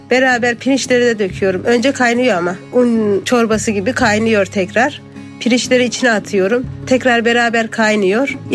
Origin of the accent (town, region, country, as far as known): Konya, Turkey